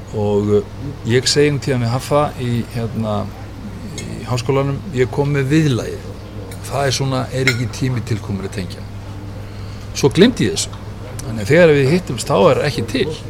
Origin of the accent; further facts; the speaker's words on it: Iceland; hvaðan ég var og sáðan frá Íslandi